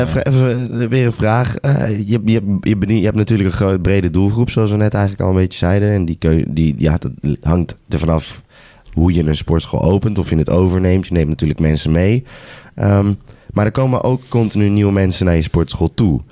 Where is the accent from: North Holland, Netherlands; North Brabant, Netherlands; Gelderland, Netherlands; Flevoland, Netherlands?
Gelderland, Netherlands; Apeldoorn; bij ons in Apeldoorn, Mount Olympus, de, de hometown, the place to be